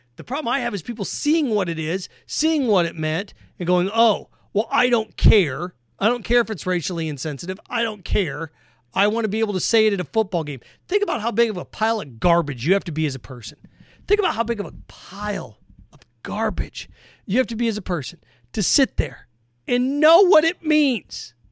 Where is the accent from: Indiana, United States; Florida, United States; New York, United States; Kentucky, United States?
Indiana, United States; I grew up in Indiana